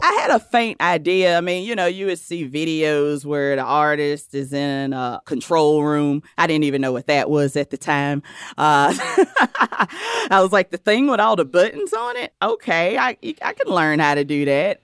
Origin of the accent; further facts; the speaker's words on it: Cheraw, South Carolina, United States; now in New York, United States; I'm from a rural, small town in South Carolina called Shaw. South Carolina